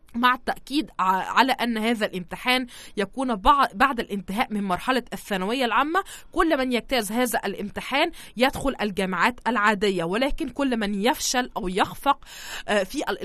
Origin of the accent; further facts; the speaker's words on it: Egypt; عندنا في مصر